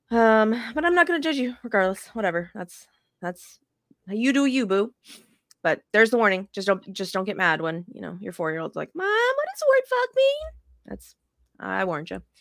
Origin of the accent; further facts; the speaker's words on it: Las Vegas, Nevada, United States; now in South Texas, United States; I'm still, still a Vegas girl at heart